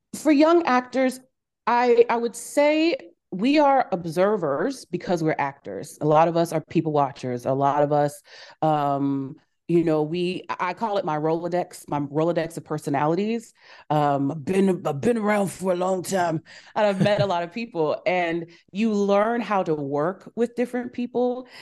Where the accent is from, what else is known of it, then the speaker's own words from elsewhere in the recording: Kansas City, Missouri, United States; I was fourteen, growing up in Kansas City, Missouri